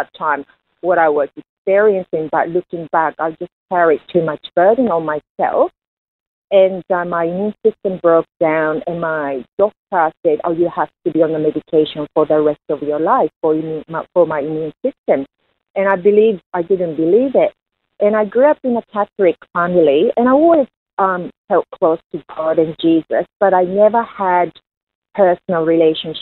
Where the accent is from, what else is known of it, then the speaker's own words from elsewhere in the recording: Japan; I was born in Japan as a third generation Korean descendant. And when I was growing up in Japan